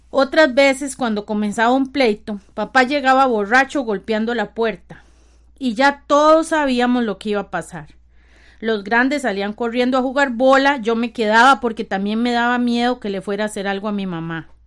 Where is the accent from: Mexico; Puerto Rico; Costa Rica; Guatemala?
Costa Rica; San Rafael de Ojo de Agua, Alajuela; Soy la sexta de mis ocho hermanos y hermanas. Tengo 47 años cumplidos. Vivo en San Rafael de Ojo de Agua, Costa Rica, donde siempre he vivido.